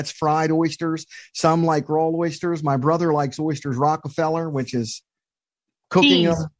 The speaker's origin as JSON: {"language": "English", "region": "Eastern Shore of Maryland", "country": "United States", "said": "I'm from the Eastern Shore of Maryland."}